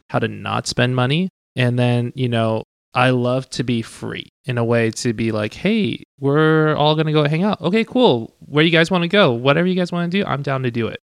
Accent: Tucson, Arizona, United States; first language Cantonese; English is a second language; I was from Tucson, Arizona. Thank you very much. But I mean, my first language was definitely Cantonese.

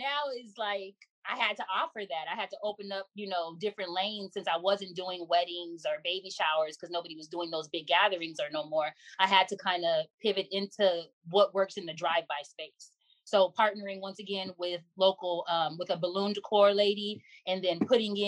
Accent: Inglewood, California, United States; also born or lived in Florida; Born and raised in Los Angeles, specifically Inglewood, California.

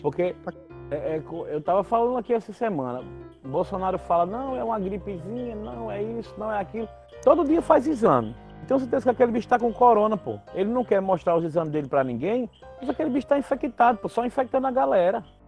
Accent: João Pessoa, Paraíba, Brazil; Eu sou de João Pessoa

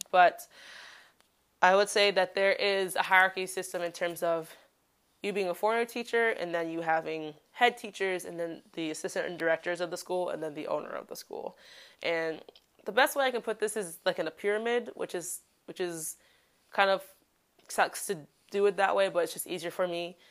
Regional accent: Chicago, Illinois, United States; moved away as an adult; now in Daegu, South Korea; I am a Black woman from Chicago

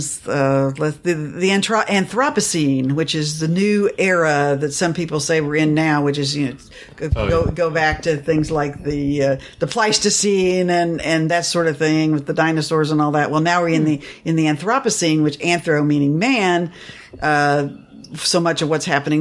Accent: Kansas City, United States; now in Austin, United States; I'm from Kansas City.

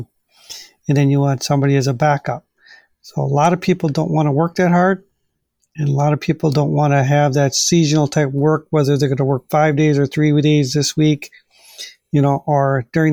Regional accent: United States; eat fish that's right back in my hometown

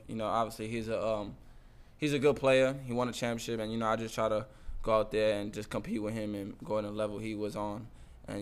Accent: United States; moved away as an adult; I was getting recruited by my hometown, St. John's, Senior Hall, Rutgers

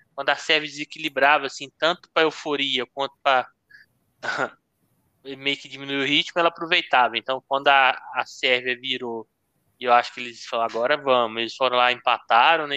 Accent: Brazil; Como brasileiro

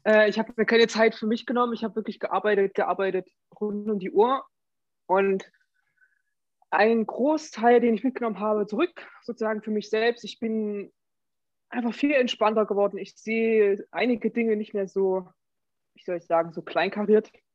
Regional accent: Germany; Als Deutscher

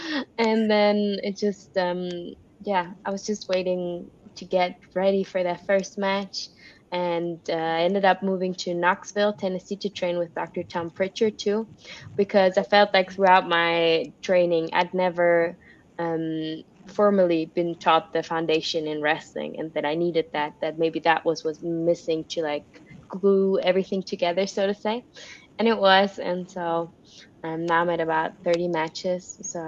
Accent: Switzerland; From Switzerland.

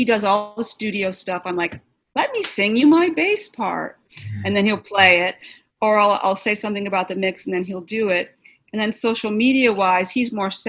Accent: Boston, Massachusetts, United States; moved away; I was from Boston

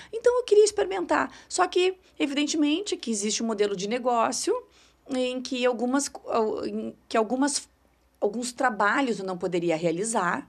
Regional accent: São Sepé, Rio Grande do Sul, Brazil; now in Porto Alegre, Brazil; Sou de São Cepé, isso aí, na região central do estado

